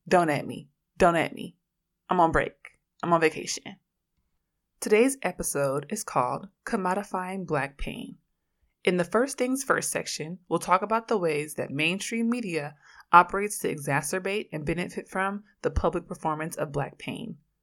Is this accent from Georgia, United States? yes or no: no; Oakland, California, United States